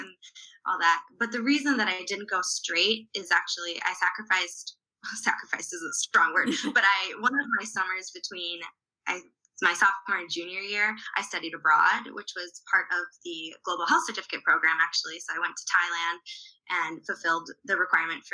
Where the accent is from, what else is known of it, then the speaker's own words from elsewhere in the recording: Wisconsin, United States; I am from Wisconsin.